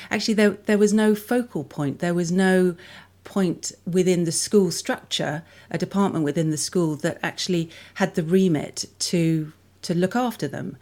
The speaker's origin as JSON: {"language": "English", "region": "London", "country": "United Kingdom", "tie": "born or raised there", "also_born_or_lived": "Melbourne, Australia / Canberra, Australia", "moved": "as an adult", "said": "I grew up in London, in a place called Saint Margaret's, which is between Twickenham and Richmond, so southwest London"}